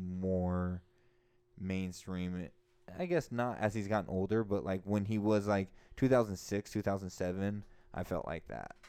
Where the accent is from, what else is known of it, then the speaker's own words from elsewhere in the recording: close to Sacramento, Northern California, United States; we're from Northern California, close to Sacramento